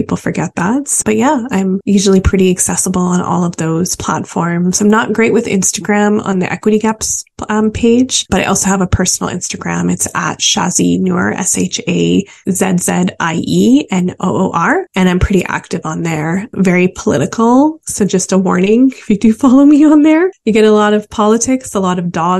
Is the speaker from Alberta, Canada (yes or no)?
yes; Calgary, Alberta, Canada; moved away as an adult; also born or lived in Vancouver; growing up in Calgary